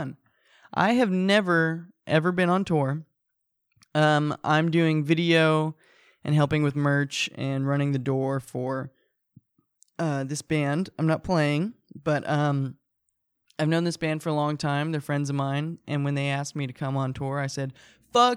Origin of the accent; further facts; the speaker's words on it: Fullerton, California, United States; I live in my hometown. I live where I was born. I was born in Fullerton